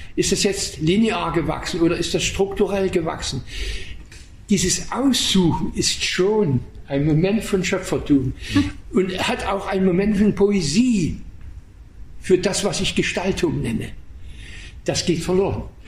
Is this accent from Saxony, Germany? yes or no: yes; Waldheim, Saxony, Germany; moved away; in Waldheim, meiner, Heimat, meiner Heimatstadt